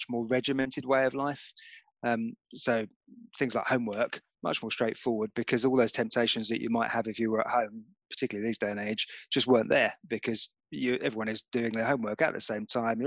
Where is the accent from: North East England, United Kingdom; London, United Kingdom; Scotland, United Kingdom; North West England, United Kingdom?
London, United Kingdom; Enfield; I grew up in North London, in Enfield